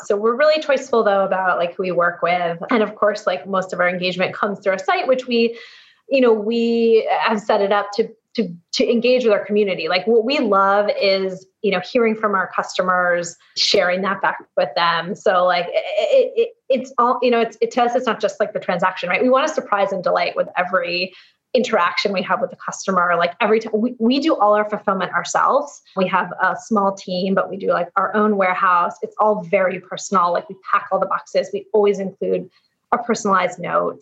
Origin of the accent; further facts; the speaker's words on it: East Coast, United States; now in San Francisco, United States; I was growing up on the East Coast, but i have been transplant and now out here in San Francisco